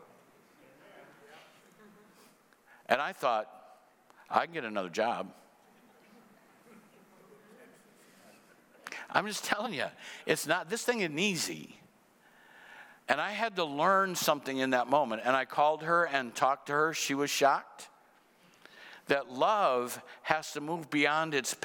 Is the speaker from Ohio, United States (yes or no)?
no; Cedar Rapids, Iowa, United States; moved away as an adult; my hometown, Cedar Rapids